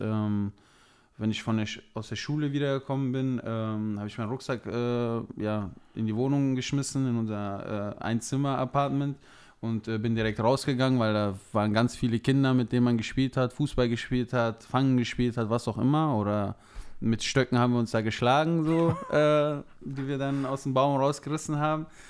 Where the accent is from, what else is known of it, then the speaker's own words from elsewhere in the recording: near Leverkusen, North Rhine-Westphalia, Germany; moved away as an adult; now in Mannheim area, Germany; aus meiner Heimat im Rheinland, in, äh, in, der Nähe von oder in der Umgebung von Leverkusen